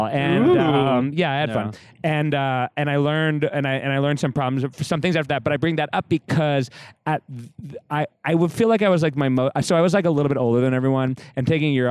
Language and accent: English; Rhode Island, United States; moved away as an adult; also born or lived in San Francisco; now in Los Angeles, United States; I'm from Rhode Island originally